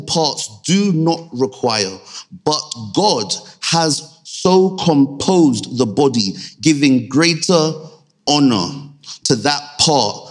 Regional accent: Nigeria; Being Nigerian, having a, you know, clearly a Nigerian background

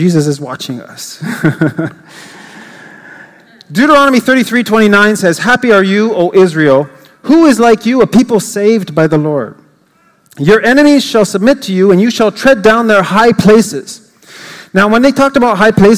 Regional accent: Canada; I'm an English Canadian, and though I speak French fluently

